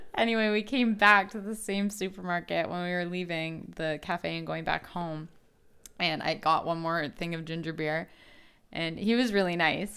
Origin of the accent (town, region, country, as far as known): Canada